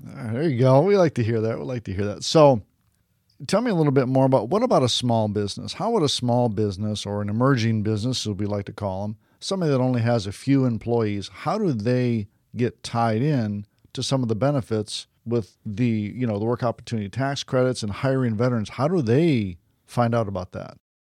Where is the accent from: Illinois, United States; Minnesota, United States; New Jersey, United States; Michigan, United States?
Michigan, United States; Detroit; now in Florida, United States; I'm originally from Detroit